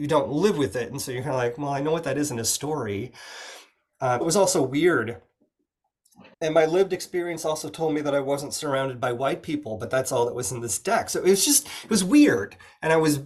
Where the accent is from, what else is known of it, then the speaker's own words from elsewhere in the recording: Oregon, United States; I'm from Oregon in the Pacific Northwest